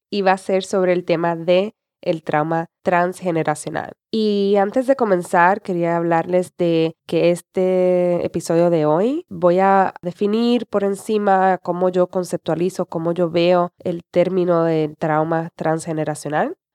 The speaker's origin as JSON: {"language": "Spanish", "country": "Puerto Rico", "tie": "born or raised there", "also_born_or_lived": "San Juan, Puerto Rico", "said": "yo vivía en la capital de Puerto Rico, eso era como a 45 minutos de mi pueblo"}